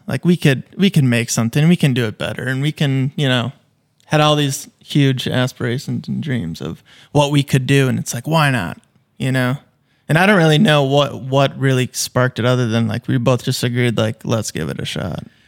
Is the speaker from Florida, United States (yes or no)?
no; Fergus Falls, Minnesota, United States; moved away as an adult; now in St. Paul, United States; I grew up in Fergus, born and raised